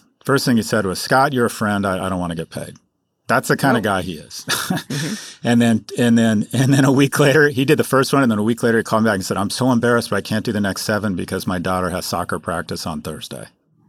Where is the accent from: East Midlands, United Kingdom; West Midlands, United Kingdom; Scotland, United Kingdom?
Scotland, United Kingdom; Glasgow; it's great as a Glaswegian to see Glasgow on the world stage